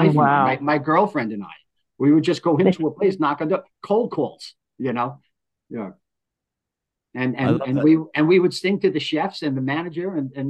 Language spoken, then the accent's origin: English; New York City, New York, United States; moved away as an adult; also born or lived in Texas; now in San Diego, United States; I'm from New York, and in New York, Rockaway Beach, New York